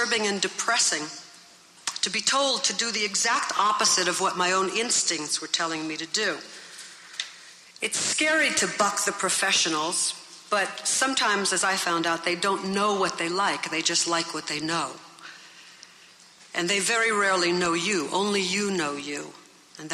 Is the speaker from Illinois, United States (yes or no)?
no; New York City, New York, United States; When I was very young, growing up in Brooklyn